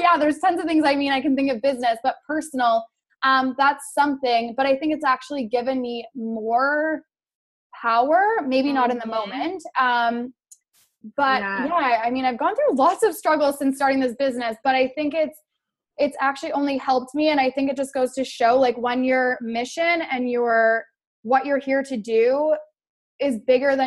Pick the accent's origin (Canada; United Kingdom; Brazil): Canada; I'm from Canada.